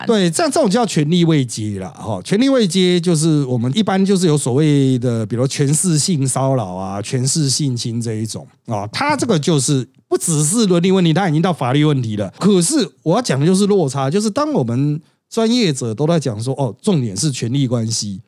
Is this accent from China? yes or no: no; Taiwan; 反正就是我们台湾人的习习惯